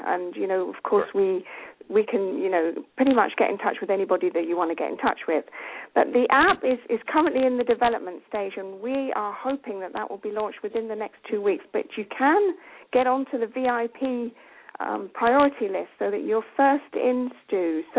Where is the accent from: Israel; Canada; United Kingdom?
United Kingdom; England; also born or lived in Champagne, France; now in France; we are English for a start and we speak fluent French.